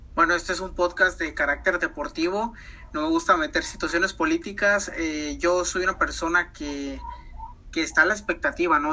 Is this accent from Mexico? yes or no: yes; Guadalajara, Jalisco, Mexico; moved away as an adult; now in Mazatlán, Mexico; yo soy oriundo de Guadalajara, nada más que andamos acá en, Mazatlán.